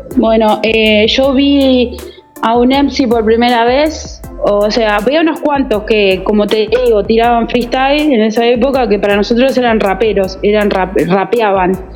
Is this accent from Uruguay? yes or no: yes; Uruguay; soy eh, natural de Uruguay